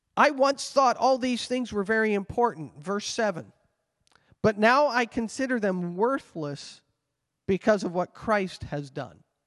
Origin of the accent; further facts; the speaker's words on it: Canada; I carry a Canadian passport and I may identify myself as a Canadian citizen